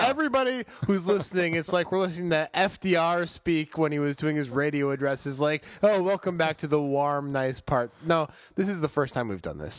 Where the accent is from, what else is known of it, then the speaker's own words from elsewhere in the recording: Chicago, Illinois, United States; moved away; I'm from Chicago